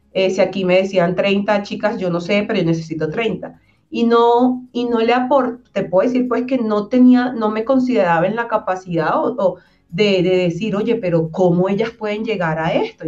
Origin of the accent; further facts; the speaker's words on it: Venezuela; moved away as an adult; now in Colombia; se enteran que soy venezolana una vez que hablo